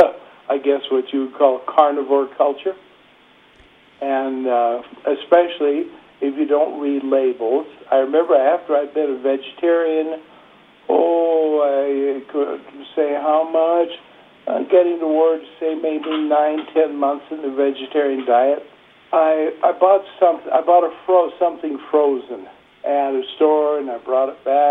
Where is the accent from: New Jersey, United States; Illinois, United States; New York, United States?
Illinois, United States; now in Cedar Crest, United States; My hometown was in the state of Illinois, south of Chicago, about an hour and a half's drive. It was a little town